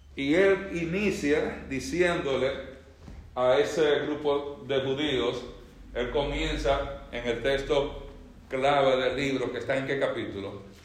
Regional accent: Dominican Republic; yo, que nací en República Dominicana

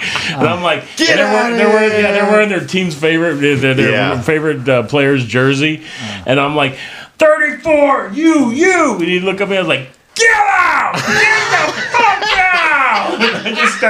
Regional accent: Charlotte, North Carolina, United States; and the reason he went there was because I'm from Charlotte, so it was a homecoming for me.

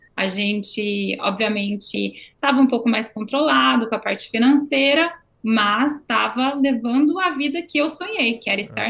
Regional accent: Campinas, São Paulo, Brazil; moved away as an adult; now in Canada; eu sou do interior de São Paulo, eu sou de Campinas

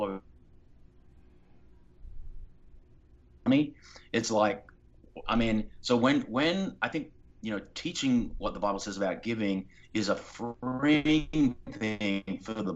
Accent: Australia; now in Los Angeles, United States; I was raised in Australia

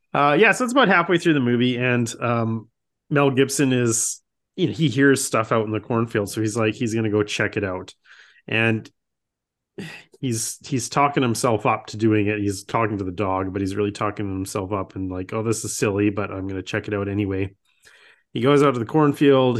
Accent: Saskatchewan, Canada; I grew up in, I mean, I am from Saskatchewan, which is the farmer capital of the Canada. And, uh, I grew up in a rural town.

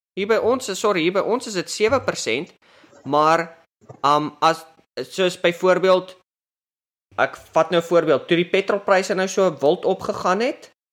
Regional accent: South Africa; moved away as an adult; now in United States; toe ek groot geword het in Suid-Afrika

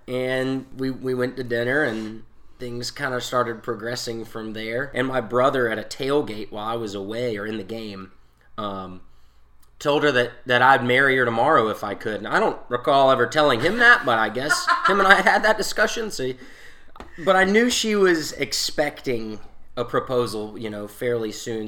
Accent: Newberry, South Carolina, United States; I'm from Newberry

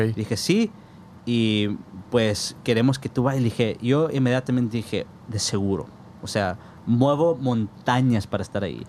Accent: Tucson, Arizona, United States; moved away as an adult; now in Phoenix, United States; vivo en Phoenix, güey, pero soy de Tucson

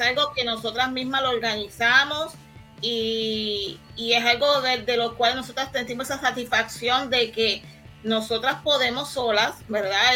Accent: San Lorenzo, Puerto Rico; soy de aquí de San Lorenzo

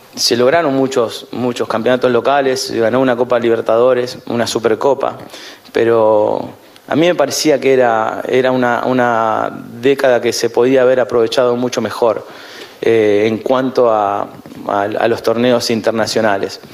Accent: Merlo, Buenos Aires Province, Argentina; nací en 1976, soy de Merlo, provincia de Buenos Aires

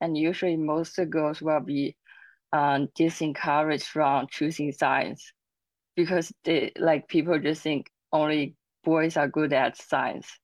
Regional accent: Zhejiang, China; moved away; also born or lived in United States; I come from Zhejiang province in China

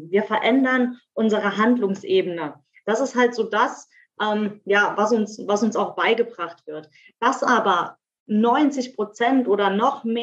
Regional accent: Saarland, Germany; moved away as an adult; now in Speyer, Germany; Ich lebe im wunderschönen Speyer in der Pfalz. Ähm, ursprünglich mal aus dem Saarland hierher gezogen vor zwei Jahren. Bin 32 Jahre jung

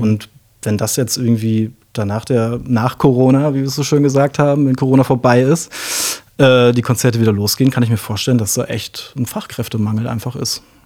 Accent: Osnabrück, Lower Saxony, Germany; ich bin in Osnabrück aufgewachsen tatsächlich, beziehungsweise zunächst mal im Umland von Osnabrück, also ein richtiges Dorfkind

